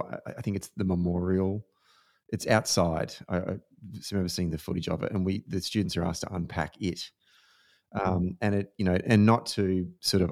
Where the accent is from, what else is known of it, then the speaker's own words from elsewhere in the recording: Australia; certainly as an Australian